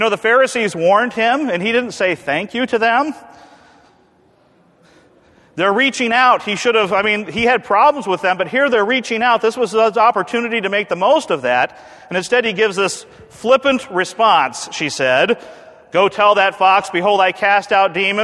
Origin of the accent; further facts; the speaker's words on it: United States; as an American male, raised on John Wayne and Clint Eastwood